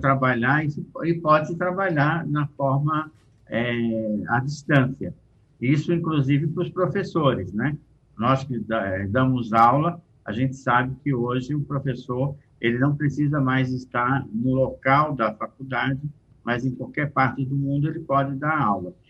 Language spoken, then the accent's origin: Portuguese; Brazil; Eu, como brasileiro, posso trabalhar com empresas portuguesas, espanholas